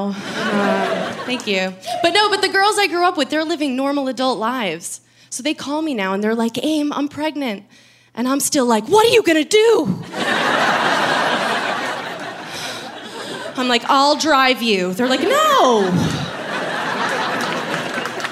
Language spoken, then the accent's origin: English; New York, United States; I've lived in New York my whole life